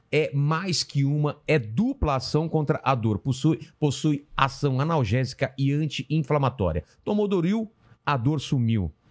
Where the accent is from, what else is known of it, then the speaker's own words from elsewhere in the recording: Penápolis, São Paulo, Brazil; born there; Eu nasci em Penápolis.